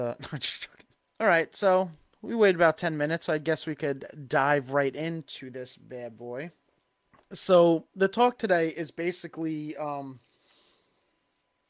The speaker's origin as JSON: {"language": "English", "area": "Long Island", "region": "New York", "country": "United States", "accent": "Long Island", "said": "my Long Island accent"}